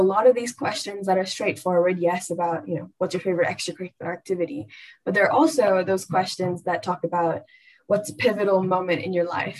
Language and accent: English; Bangalore, Karnataka, India; I'm from Bangalore, India.